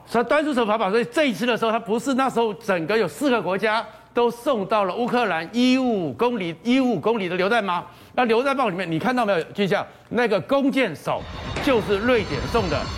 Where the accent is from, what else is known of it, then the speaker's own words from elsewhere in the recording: Taiwan; 我们台湾人